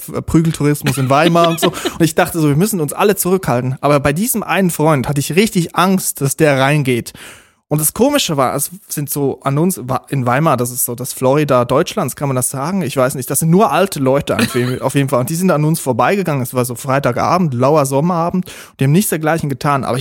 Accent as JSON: {"language": "German", "region": "Zurich", "country": "Switzerland", "said": "Woher kommt ihr? Dann haben wir gesagt, Zürich. Ist das bei Bayern? Ja, so in der Nähe."}